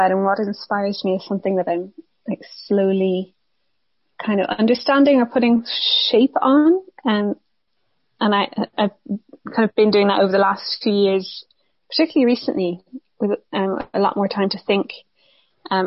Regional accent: County Wicklow, Ireland; also born or lived in Granada; I'm originally from Wicklow

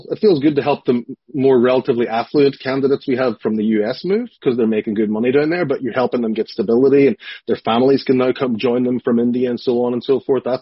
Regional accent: Strabane, Northern Ireland, United Kingdom; "Hey, I'm from Strabane,"

